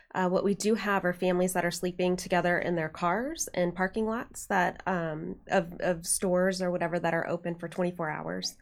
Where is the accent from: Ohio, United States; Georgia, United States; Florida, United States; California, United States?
Ohio, United States; Dayton; moved away as an adult; also born or lived in Cincinnati, Ohio; now in Indiana, United States; Grew up in Dayton, went to college in Cincinnati